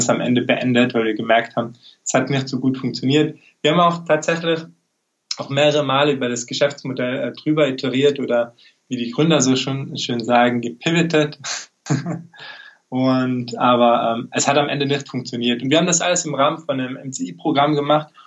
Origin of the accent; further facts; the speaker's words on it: Tyrol, Austria; wie schon angekündigt.